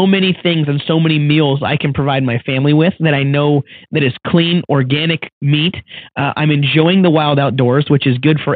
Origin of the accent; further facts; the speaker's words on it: Washington, United States; my home state of Washington